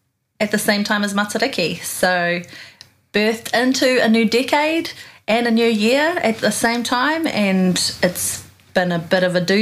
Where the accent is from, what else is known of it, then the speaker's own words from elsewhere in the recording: Auckland, New Zealand; also born or lived in Australia / Avondale, Auckland; We moved from Avondale to Mount Albert where my childhood was a really happy one.